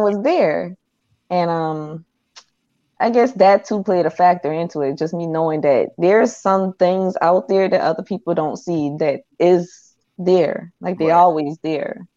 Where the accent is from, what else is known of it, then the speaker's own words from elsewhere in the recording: Charleston, South Carolina, United States; I'm from Charleston